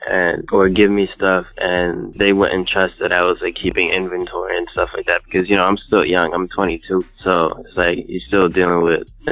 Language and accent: English; New York City, New York, United States; now in New Jersey, United States; I was born in Brooklyn, but right now I live in New Jersey